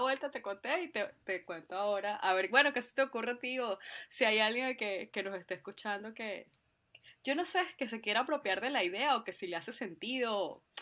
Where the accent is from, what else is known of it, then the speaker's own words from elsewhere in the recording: Venezuela; moved away as an adult; also born or lived in Spain; now in Ireland; yo soy eh, venezolana, por supuesto, eh, y ahorita estoy viviendo acá en, Irlanda